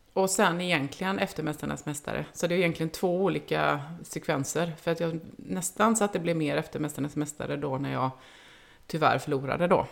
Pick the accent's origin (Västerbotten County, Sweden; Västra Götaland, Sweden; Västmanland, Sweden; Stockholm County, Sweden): Västra Götaland, Sweden; Uddevalla; now in Gothenburg, Sweden; jag kommer inte från Göteborg, jag kommer från Uddevalla, men bor i Göteborg